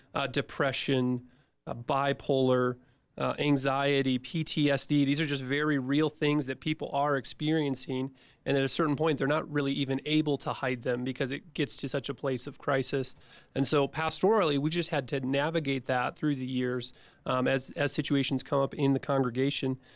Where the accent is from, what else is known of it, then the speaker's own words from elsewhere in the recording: Midwest, United States; my childhood growing up in the Midwest